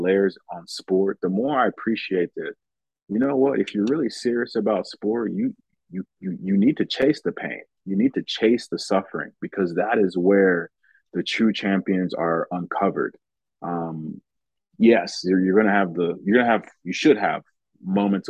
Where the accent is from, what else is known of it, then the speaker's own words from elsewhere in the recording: United States; So I grew up in America, United States, and I played American football.